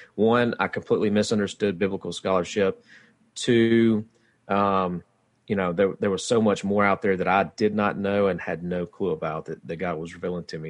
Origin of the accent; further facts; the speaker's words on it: West Monroe, Louisiana, United States; I'm from West Monroe, kinda live outside of West Monroe now